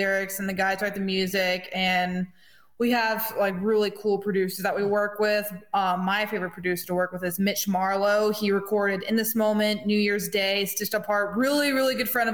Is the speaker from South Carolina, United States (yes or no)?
yes; Greenwood, South Carolina, United States; moved away; I'm from Greenwood, South Carolina